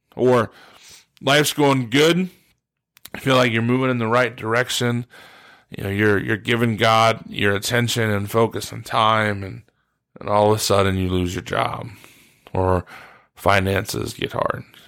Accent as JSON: {"language": "English", "town": "Steubenville", "region": "Ohio", "country": "United States", "tie": "born or raised there", "moved": "as an adult", "lives_now": "West Virginia, United States", "said": "I grew up in Steubenville, Ohio, uh, pretty much my whole life."}